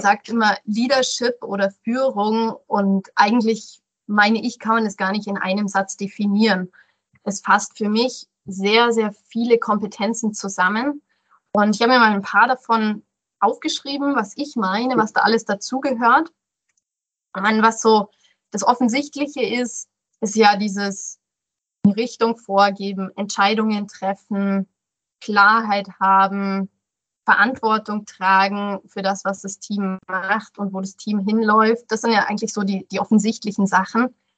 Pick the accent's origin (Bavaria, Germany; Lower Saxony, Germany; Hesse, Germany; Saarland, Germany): Bavaria, Germany; Rosenheim; also born or lived in Allgäu / Landshut; Ich bin in Rosenheim aufgewachsen